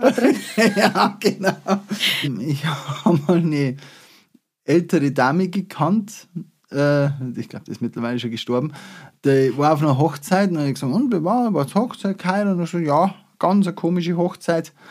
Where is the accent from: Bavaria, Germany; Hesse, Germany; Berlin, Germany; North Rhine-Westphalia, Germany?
Bavaria, Germany; Upper Palatinate; bei uns in der Oberpfalz